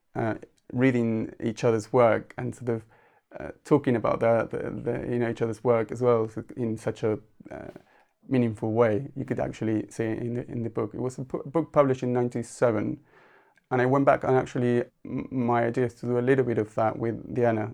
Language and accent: English; Argentina; first language Spanish; English is a second language; moved away as an adult; now in United Kingdom; I was born in Argentina, but came to the U K in nineteen ninety-six